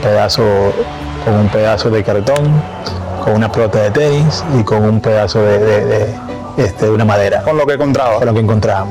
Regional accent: Dominican Republic; estar en esos cinco dominicanos en el Salón de la Fama

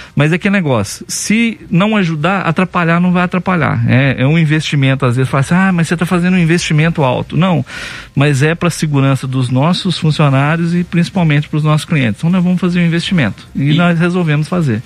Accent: Campo Belo, Minas Gerais, Brazil; na minha cidade natal, por exemplo, Campo Belo

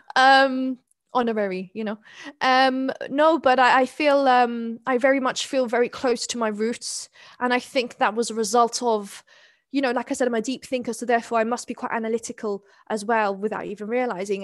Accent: London, United Kingdom; accent: very English; also born or lived in Neath, Wales / Skewen, Wales; at six years old, my mother decided to relocate to London

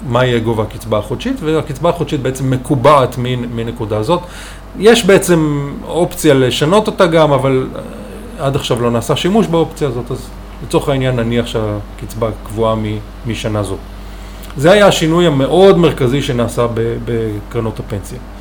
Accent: Israel; also born or lived in Chicago, United States; אני מושבניק שבחר בלימודי כלכלה חקלאית

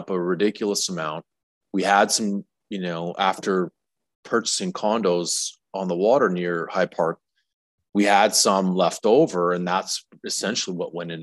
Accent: Alberta, Canada; moved away as an adult; also born or lived in Saskatchewan / Toronto; now in Tulum, Mexico; I'm a Saskatchewan native. I grew up in Alberta. I spent the last 20 years in Toronto

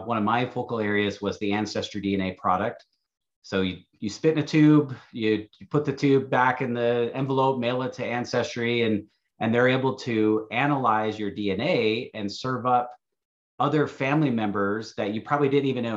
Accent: Michigan, United States; moved away as an adult; now in Salt Lake City, United States; I grew up in Michigan, kind of between Lansing and Jackson there, went to school at Michigan State University. So Michigander through and through

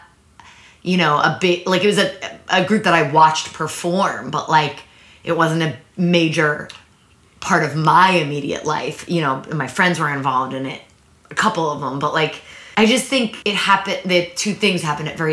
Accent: Maplewood, New Jersey, United States; also born or lived in New York City, New York; I was born in New York City. I lived there until I was 5. And then we moved to a suburb of New York. We moved to Maplewood, New Jersey

